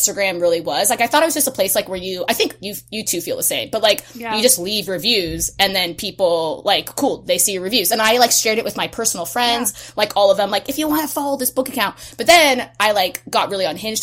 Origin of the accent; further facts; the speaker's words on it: West Coast, United States; I'm from the West Coast